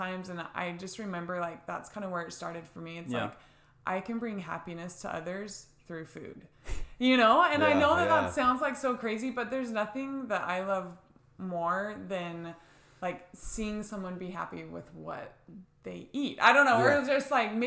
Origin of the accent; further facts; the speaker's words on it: Gilbert, Arizona, United States; I was born and raised here in Gilbert.